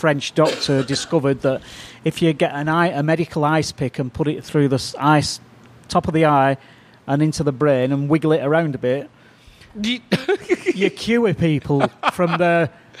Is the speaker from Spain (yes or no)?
no; United Kingdom; moved away; Yeah, well, I'm a Brit, and I was trained. All my training is from the UK.